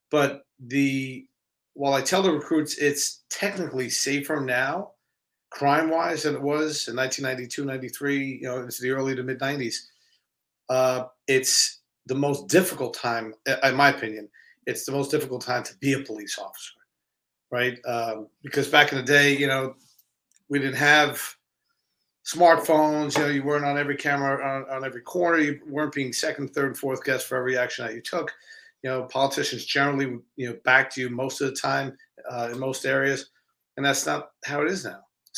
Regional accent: Babylon, New York, United States; also born or lived in Canarsie, Brooklyn; I grew up in the Babylon area of Long Island.

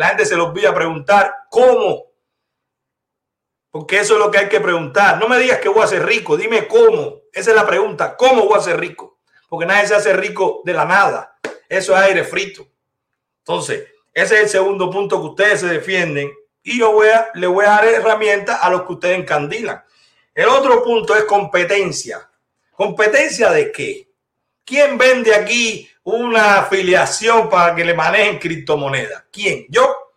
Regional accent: Cuba; now in United States; Yo vivo en la Florida. Usted es cubana de Camagüey, yo soy cubano de toda Cuba.

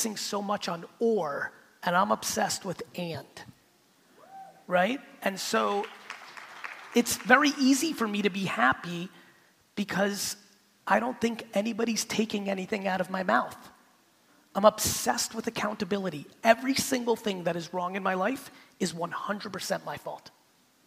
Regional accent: United States; also born or lived in Soviet Union; we left in 78, I'm growing up in America

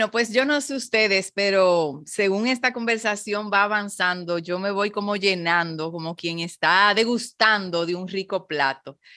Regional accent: Mexico; now in Dominican Republic; soy mexicano y, mm, eh, vibro con estos sabores y me, encanta poder eh, satisfacer a la gente de mi tierra con, con estos sabores, que, aún fuera de ella.

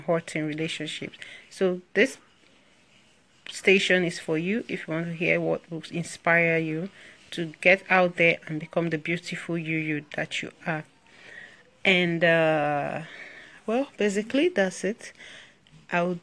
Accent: Nigeria; I'm from Nigeria

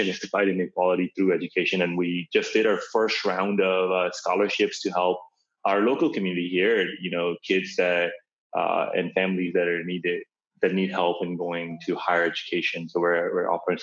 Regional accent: Karachi, Sindh, Pakistan; now in United States; I was born in Karachi, Pakistan

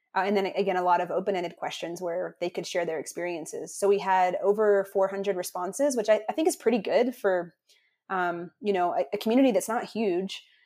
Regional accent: North Carolina, United States; I grew up in North Carolina in, in the conservative Southeast

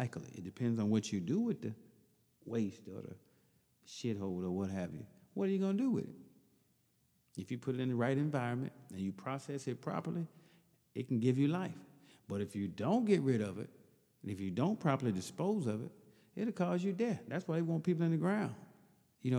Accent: Hattiesburg, Mississippi, United States; also born or lived in Chicago, Illinois; now in Champaign, United States; We grew up in Pineview Apartments, 1200 Country Club Road, Hattiesburg, Mississippi, M1 apartment

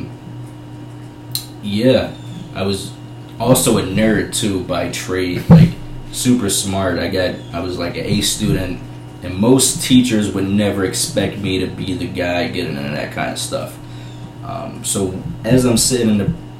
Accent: Chester, Pennsylvania, United States; also born or lived in Delaware County, Pennsylvania; After we moved from Chester, we lost the church, but living in Delaware County, my mom started up a business

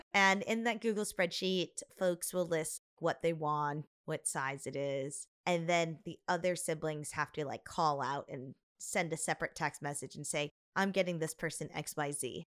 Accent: Chicago, Illinois, United States; our house growing up in Chicago was a ranch style home

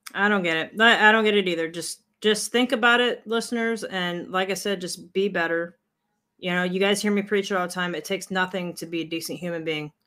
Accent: United States; We as American people

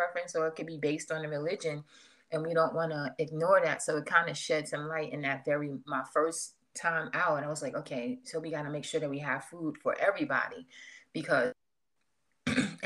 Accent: New York City, New York, United States; now in Atlanta, United States; originally I'm from New York. From Queens, New York

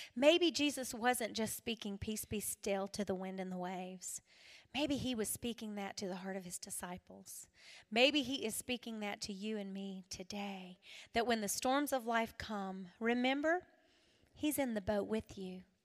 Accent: South Carolina, United States; I'm from South Carolina

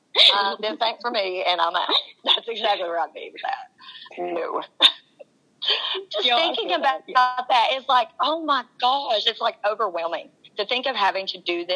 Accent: Asheville, North Carolina, United States; I grew up in Asheville. So, if you don't know about Asheville, North Carolina, it's a very artsy town.

